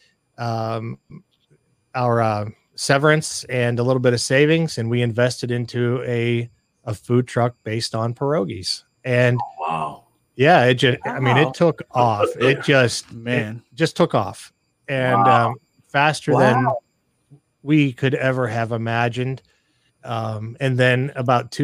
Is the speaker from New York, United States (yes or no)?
no; Pittsburgh, Pennsylvania, United States; moved away; we're originally from Pittsburgh